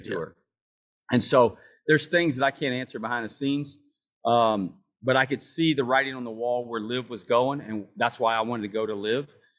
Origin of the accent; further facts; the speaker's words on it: United States; I'm from America, I live in America